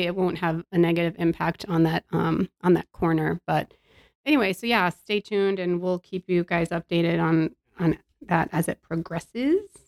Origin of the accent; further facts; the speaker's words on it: Windermere, Florida, United States; I grew up in Windermere and it was all orange groves back then